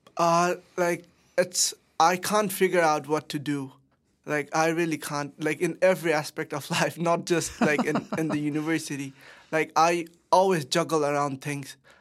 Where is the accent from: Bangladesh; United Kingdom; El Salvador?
Bangladesh; moved away as an adult; now in Danbury, United States; I am from Bangladesh